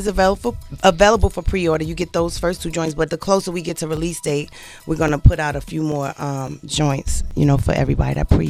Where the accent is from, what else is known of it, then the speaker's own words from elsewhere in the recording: Newark, New Jersey, United States; from the bricks.